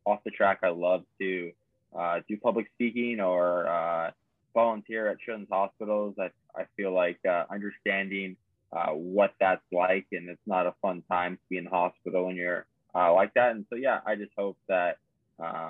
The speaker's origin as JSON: {"language": "English", "region": "Arizona", "country": "United States", "tie": "born or raised there", "said": "I grew up in Arizona."}